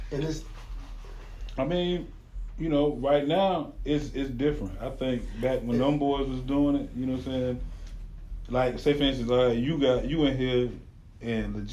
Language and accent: English; Florida, United States; I'm from Florida